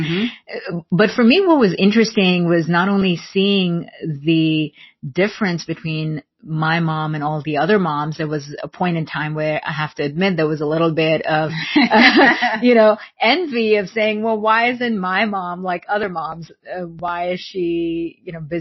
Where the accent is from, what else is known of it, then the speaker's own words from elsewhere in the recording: India; growing up in India during that time, there weren't a lot of working moms around